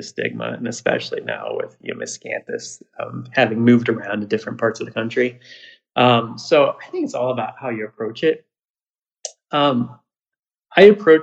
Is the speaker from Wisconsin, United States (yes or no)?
no; Ohio, United States; also born or lived in Iowa; I grew up in Ohio, but I also grew up for a short time in Iowa